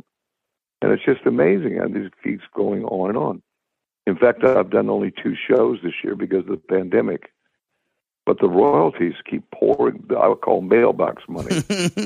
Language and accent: English; United States; I'm a saltwater boy. I grew up on the Gulf, and my father taught me everything about the Gulf. And I was a sponge diver for a while in Tarpon Springs.